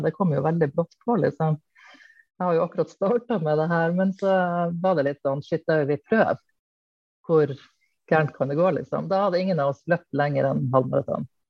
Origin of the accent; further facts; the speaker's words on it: Hamarøy, Nordland, Norway; also born or lived in Mo i Rana; now in Bærum, Norway; Bor i Bærum. Eh, men jeg er opprinnelig fra Nord-Norge nærmere bestemt Hamarøy